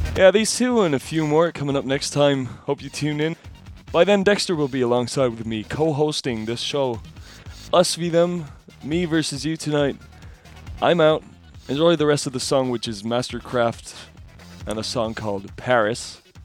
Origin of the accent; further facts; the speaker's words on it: Munich, Bavaria, Germany; We're two guys from Munich